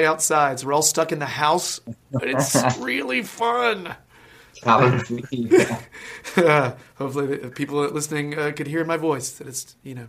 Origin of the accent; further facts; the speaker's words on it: United States; I am the American guy in the videos and on the podcast